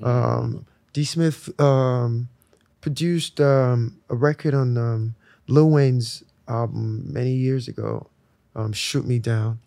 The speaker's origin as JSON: {"language": "English", "region": "Lagos", "country": "Nigeria", "tie": "born or raised there", "moved": "yes", "said": "I was born in Lagos."}